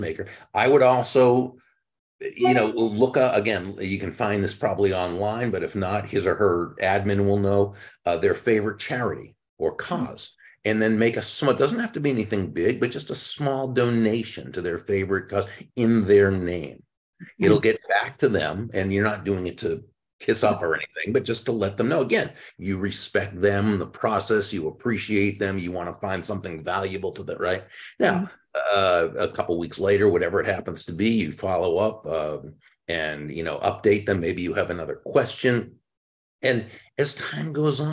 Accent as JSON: {"language": "English", "region": "Massachusetts", "country": "United States", "tie": "born or raised there", "moved": "as an adult", "lives_now": "Florida, United States", "said": "I grew up in Massachusetts, moved down to Florida about 35 years ago"}